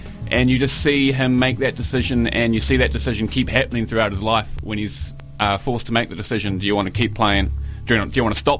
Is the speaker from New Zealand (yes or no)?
yes; Palmerston North, Manawatū-Whanganui, New Zealand; moved away; also born or lived in Wellington, New Zealand / Edinburgh, United Kingdom; my hometown of Palmerston North. And I lived in Edinburgh for a couple of years